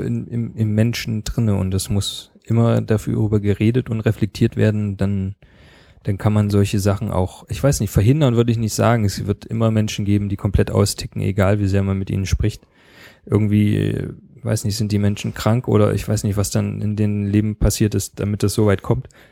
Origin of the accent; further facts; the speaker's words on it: Leipzig, Saxony, Germany; ich komme selber aus Leipzig, da ist man natürlich auch ein bisschen stolz drauf